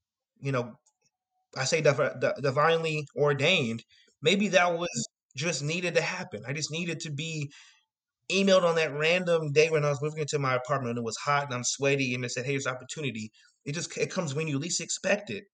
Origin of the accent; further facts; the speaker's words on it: Arlington, Texas, United States; also born or lived in Denton; I grew up, was born and raised in Arlington